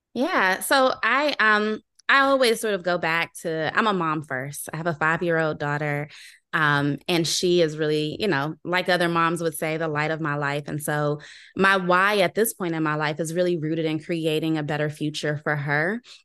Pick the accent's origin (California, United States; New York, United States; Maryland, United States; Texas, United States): Maryland, United States; Landover; I'm from Landover, Maryland. So I'm a homegrown, uh, sort of local person